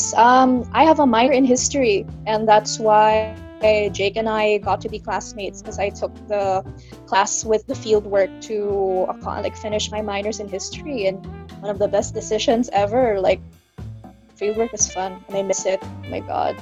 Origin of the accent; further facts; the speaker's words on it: Kidapawan, Soccsksargen, Philippines; I'm from Kidapawan City, that's in North Cotabato